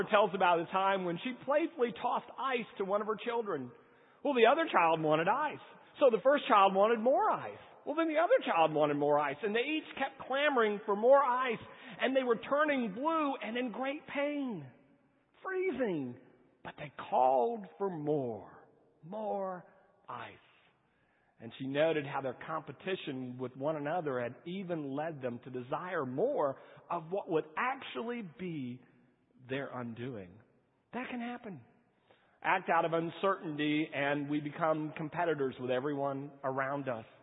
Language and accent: English; California, United States; born there; I was born in California.